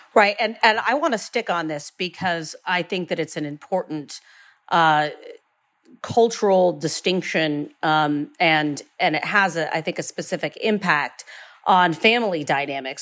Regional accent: Northeastern Ohio, United States; Growing up in Northeastern Ohio, I have grown up alongside of, uh, Amish communities

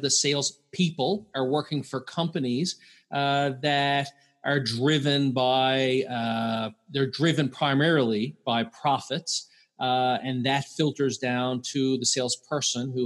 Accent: Newfoundland and Labrador, Canada; So I'm from Newfoundland, Canada.

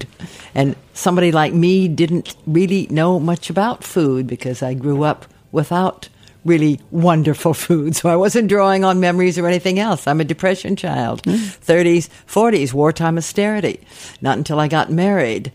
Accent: California, United States; I grew up within, let's say, 120 miles of Hollywood

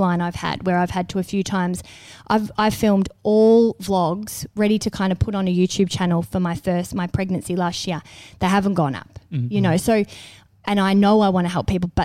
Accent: Melbourne, Victoria, Australia; moved away; Melbourne back as my hometown

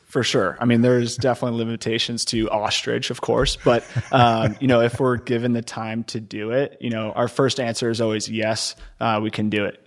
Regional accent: Connecticut, United States; moved away as an adult; also born or lived in Ohio / New York; now in Houston, United States; I was born in Ohio, grew up in Connecticut

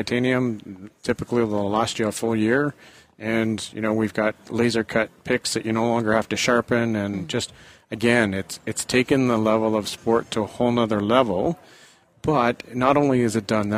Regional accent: Canada; 300 other crazy Canadians that made the trek from my hometown

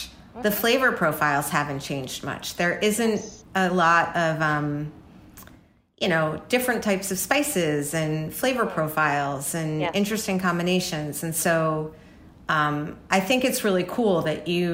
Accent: New York, United States; I grew up in New York

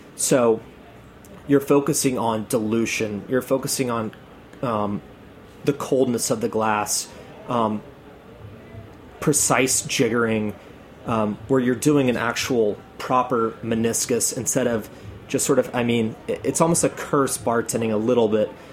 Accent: Atlanta, Georgia, United States; now in New York, United States; I'm from Atlanta.

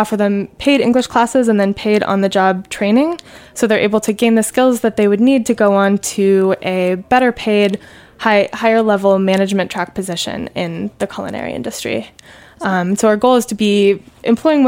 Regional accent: Bay Area, California, United States; moved away as an adult; also born or lived in Poughkeepsie, New York; now in New York, United States; I'm originally from the Bay Area in California

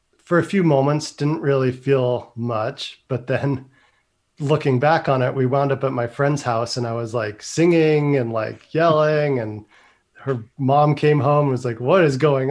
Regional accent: Northern California, United States; growing up in Northern California

